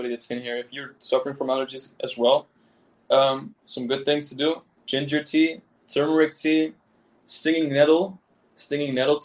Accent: Amsterdam, North Holland, Netherlands; moved away; also born or lived in Caribbean; I was born in Amsterdam. Like, I'm actually from Holland. I'm Dutch.

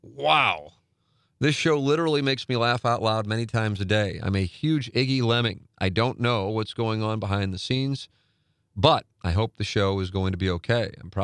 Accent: St. Louis, Missouri, United States; now in St. Louis, United States; I grew up in West County and moved back to St. Louis in 2015 after graduating from a large school in the South.

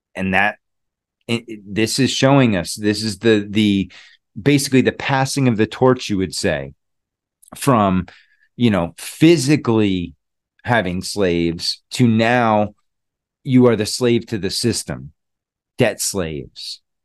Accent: Connecticut, United States; I'm from Connecticut originally. Well, not really, I wasn't born there, but I spent most of my life in Connecticut.

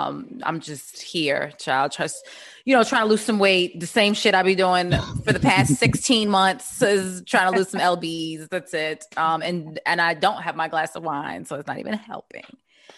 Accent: Baltimore, Maryland, United States; I'm from Baltimore, so you know we only got East and West.

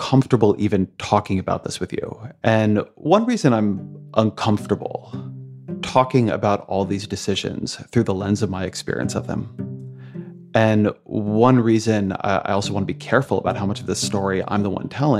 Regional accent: Irvine, California, United States; also born or lived in Washington, D.C.; now in New York, United States; I grew up in Irvine, which is very suburban.

